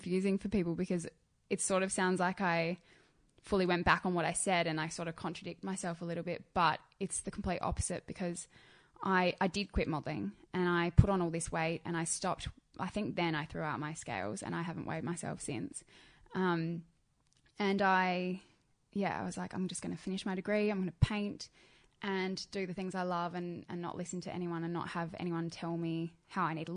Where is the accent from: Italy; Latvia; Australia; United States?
Australia; Adelaide, South Australia; I grew up in Adelaide.